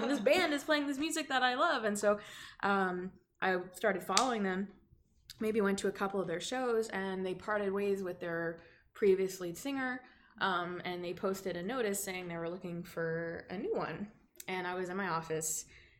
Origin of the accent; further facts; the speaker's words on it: Dallas, Texas, United States; And back home, because I'm from Dallas area originally, I used to do like coffee shop kind of stuff.